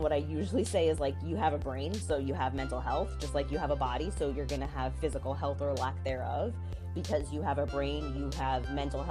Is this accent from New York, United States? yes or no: yes; New York City, New York, United States; I am born and raised in the Bronx. I still live here, so I haven't left.